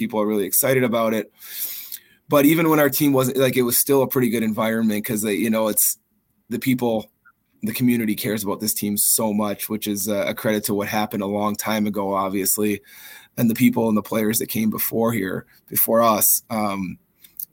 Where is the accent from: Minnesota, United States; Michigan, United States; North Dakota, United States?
Minnesota, United States; also born or lived in Duluth, Minnesota / Faribault, Minnesota; now in Maine, United States; I grew up in Minnesota, which has, you know, maybe in the United States, the richest hockey, you know, tradition anywhere